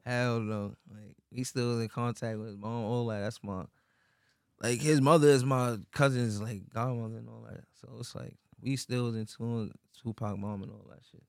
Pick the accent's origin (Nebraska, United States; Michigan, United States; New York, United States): New York, United States; New York City; My childhood was like, shit was some little Queen shit, really. Cause I'm from Queens